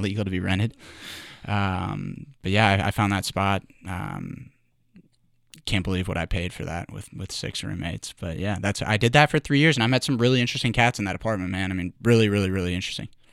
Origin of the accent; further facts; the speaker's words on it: Louisville, Kentucky, United States; moved away as an adult; also born or lived in Augusta, Georgia / New York / Dallas, Texas / Missouri; born in, you know, but mostly raised in, in Louisville, Kentucky. I'm a Louisville guy through and through